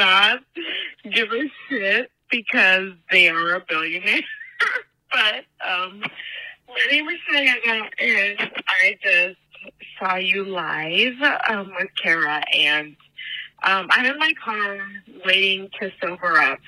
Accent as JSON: {"language": "English", "region": "Nebraska", "country": "United States", "tie": "born or raised there", "said": "I was born in Nebraska."}